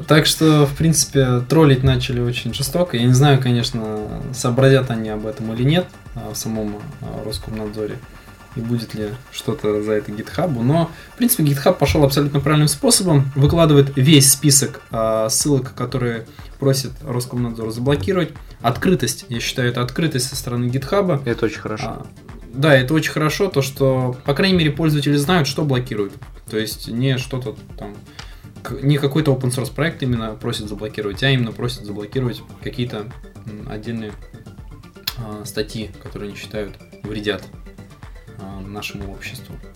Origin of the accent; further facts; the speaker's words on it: Kazan, Tatarstan, Russia; родился и живу я в Казани